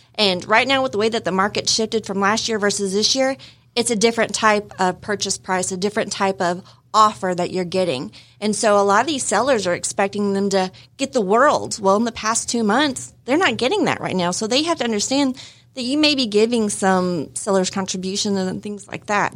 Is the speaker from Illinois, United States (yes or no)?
yes; Illinois, United States; moved away; I was born in Illinois